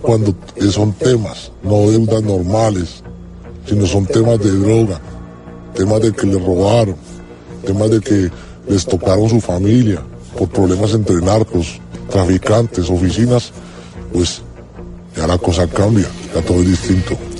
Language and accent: Spanish; Colombia; now in Spain